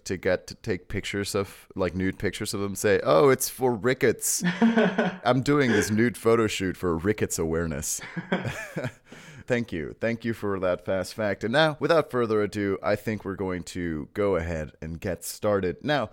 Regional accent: Mexico; now in United States; my hometown

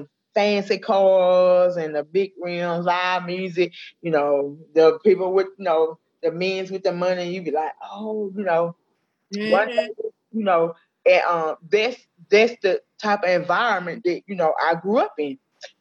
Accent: Allendale, United States; Well, I was born and raised in Allendale. You know, this, you know, a low, you know, high crime, low poverty area.

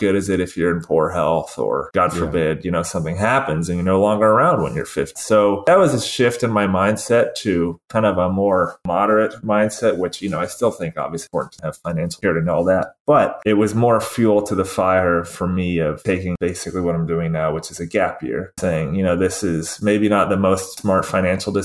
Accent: Georgia, United States; moved away; growing up in Georgia

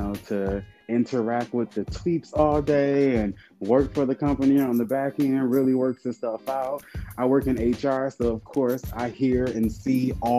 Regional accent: Detroit, Michigan, United States; also born or lived in Chicago; now in Atlanta, United States; I'm originally from Detroit, 33, about to be 34 in November.

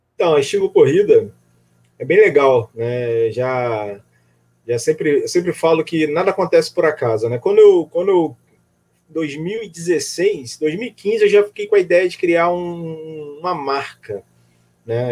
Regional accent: Rio de Janeiro, Brazil; also born or lived in Northeast Brazil; now in Niterói, Brazil; Sou do Rio de Janeiro, mas morei um tempo no Nordeste

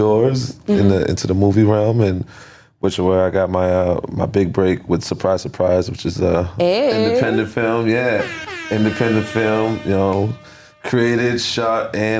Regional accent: Lynn, Massachusetts, United States; So I'm from Lynn, Massachusetts, man. West Lynn, to be exact. You know, I grew up in Neptune.

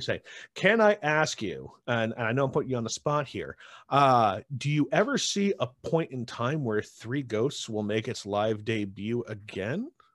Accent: Utica, New York, United States; I grew up in, uh, Utica

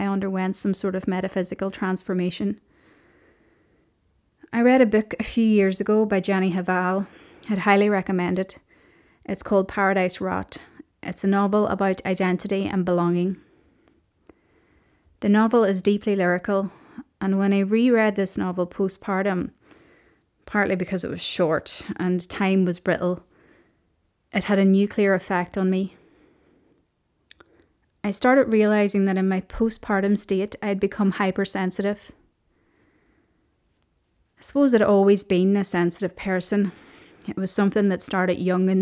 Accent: Omagh, Northern Ireland, United Kingdom; moved away as an adult; also born or lived in Belfast / Liverpool; I was born in Belfast and I grew up in Omagh, County Tyrone, in a big Irish Catholic family

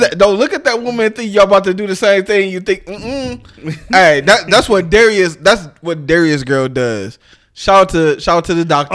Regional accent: Detroit, Michigan, United States; moved away; my hometown, my city

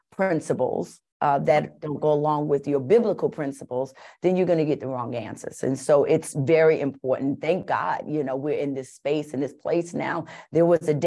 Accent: New York City, New York, United States; I was born and raised in Bronx River Projects in New York

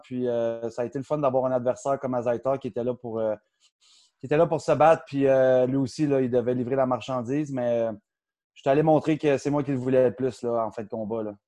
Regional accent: Outaouais, Quebec, Canada; moi je viens de l'Outaouais, Ottawa qui est à côté

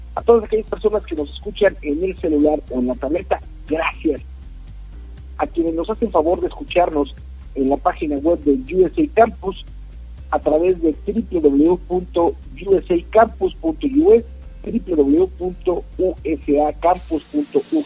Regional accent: Mexico; lo que nos sucede en nuestro país, hablo de México

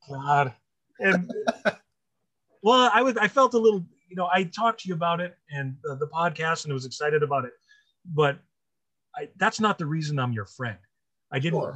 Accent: Montana, United States; now in Wisconsin, United States; I was originally from Montana, and then Wisconsin, because this is where everything is for me.

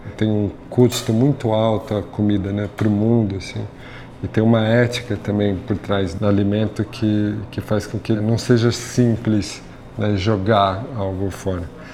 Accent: São Paulo, Brazil; Eu nasci em São Paulo, aqui na zona norte da cidade

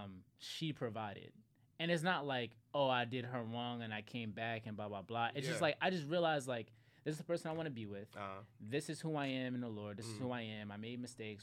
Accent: Philadelphia, Pennsylvania, United States; growing up in Philly

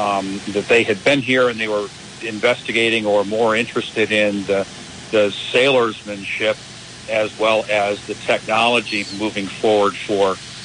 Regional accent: Southern United States, United States; accent: Southern; I didn't have to break out my Southern accent for it either

